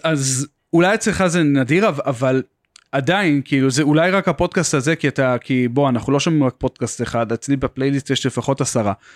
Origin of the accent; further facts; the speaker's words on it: Beersheba, Southern District, Israel; אני במקום מבאר שבע